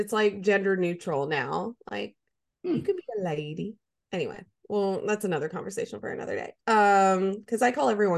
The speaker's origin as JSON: {"language": "English", "region": "Alabama", "country": "United States", "said": "I'm from Bible Belt, Alabama"}